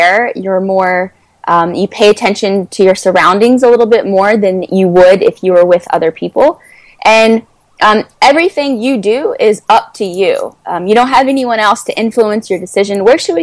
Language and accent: English; United States; moved away as an adult; also born or lived in Prague; as an American